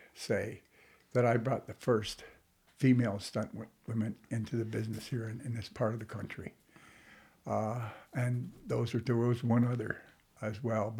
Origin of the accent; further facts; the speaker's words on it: Brockville, Ontario, Canada; moved away as an adult; also born or lived in Kingston, Ontario / Vancouver, British Columbia; I was born in Brockville, Ontario. Okay. Lived around Kingston and that. But... I moved to Vancouver.